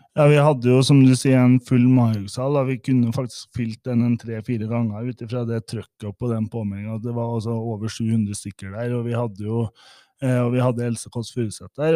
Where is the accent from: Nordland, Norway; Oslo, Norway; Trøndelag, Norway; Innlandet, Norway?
Trøndelag, Norway; Midtre Gauldal; now in Lillehammer, Norway; jeg bor jo på Lillehammer, men jeg utvandra fra Trøndelag. Fra Rognes i Midtre Gøydalen